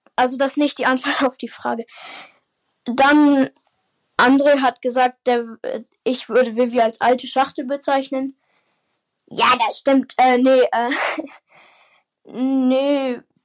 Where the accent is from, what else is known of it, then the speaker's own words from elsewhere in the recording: Baden-Württemberg, Germany; Also ich komme aus Baden-Württemberg, nicht aus Bayern